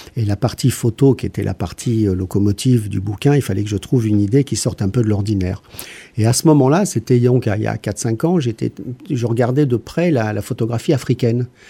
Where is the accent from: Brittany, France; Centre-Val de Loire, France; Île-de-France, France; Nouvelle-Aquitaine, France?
Île-de-France, France; Paris; now in Aigues-Vives, France; je suis pas du coin, je suis un Parisien